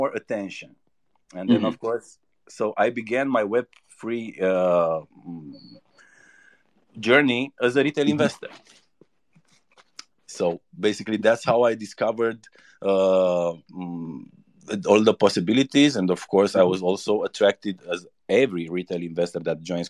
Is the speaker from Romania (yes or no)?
yes; Romania; I'm from Romania